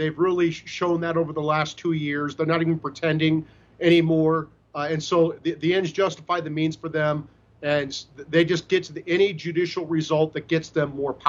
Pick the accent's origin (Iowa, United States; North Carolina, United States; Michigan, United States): Iowa, United States; Chuck Grassley, my home state senator from Iowa.